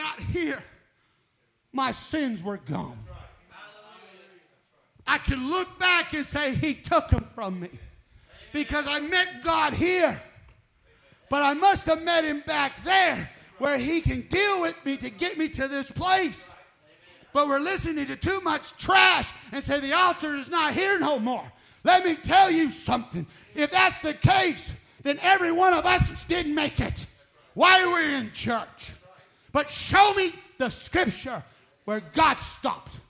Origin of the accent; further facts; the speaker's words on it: New Mexico, United States; I'm from New Mexico